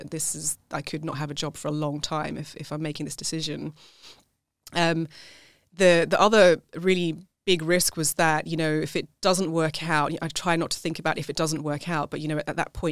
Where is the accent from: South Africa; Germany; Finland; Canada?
South Africa; now in United Kingdom; I was have the passport, but nobody sees me as South African you know, it's the same here in the UK